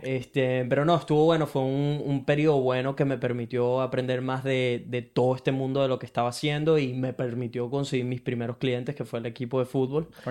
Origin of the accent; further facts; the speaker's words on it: Venezuela; now in Brisbane, Australia; soy un latino de Venezuela que vive en Brisbane, Australia